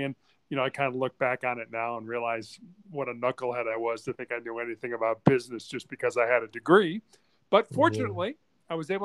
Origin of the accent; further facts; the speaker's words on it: Chicago, Illinois, United States; also born or lived in Charleston, South Carolina; I was born and raised in Chicago